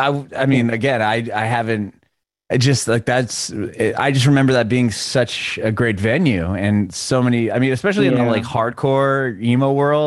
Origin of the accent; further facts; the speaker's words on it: San Diego, California, United States; moved away as an adult; now in Nashville, United States; I'm from San Diego.